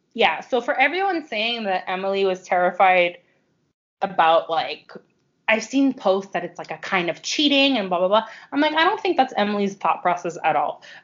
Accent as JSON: {"language": "English", "town": "Montreal", "region": "Quebec", "country": "Canada", "tie": "born or raised there", "said": "we grew up in Montreal"}